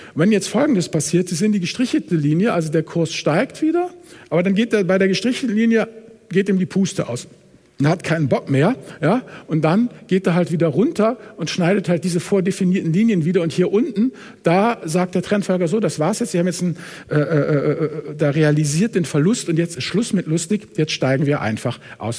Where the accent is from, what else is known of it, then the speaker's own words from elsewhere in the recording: Hamburg, Germany; Ich komme ja aus Hamburg